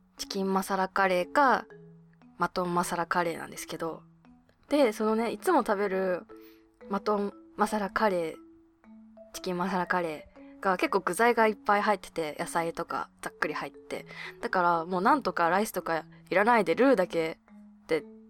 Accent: Hokkaido, Japan; moved away; 私の地元の北海道

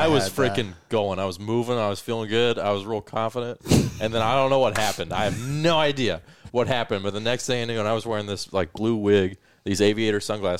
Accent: Colorado, United States; Yeah, well, so when I grew up in Colorado, there's like you would have the ice hockey.

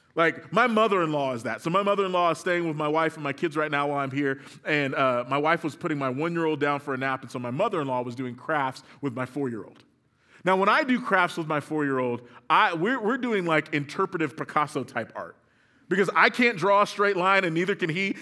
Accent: Moore, Oklahoma, United States; grew up in Moore, Oklahoma

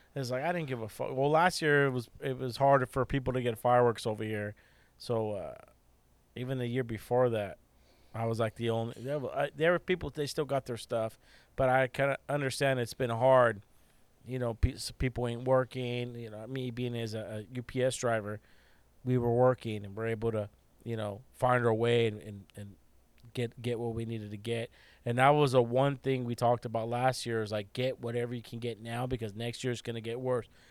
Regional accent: California, United States; we are from California

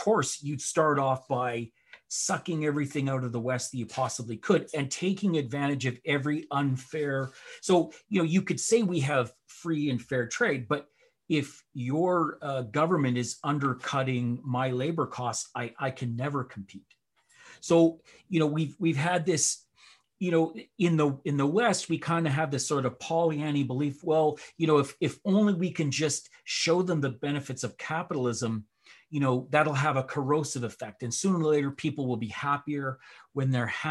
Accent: Canada; I'm a Canadian

